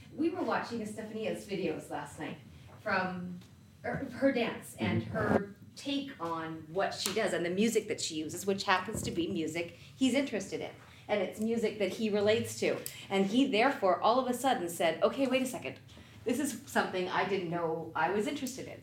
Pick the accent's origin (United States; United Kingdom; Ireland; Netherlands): United States; New England; I am one from New England